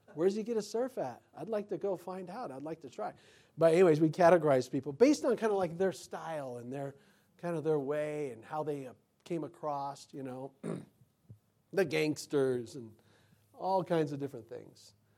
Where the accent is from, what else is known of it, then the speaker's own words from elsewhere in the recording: United States; me as an American